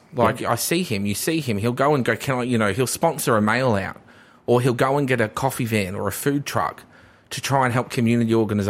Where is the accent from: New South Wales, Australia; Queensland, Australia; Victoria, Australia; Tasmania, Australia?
Queensland, Australia; Redbank Plains; Redbank Plains feels like I'm from Redbank Plains, and we feel like we don't get anything.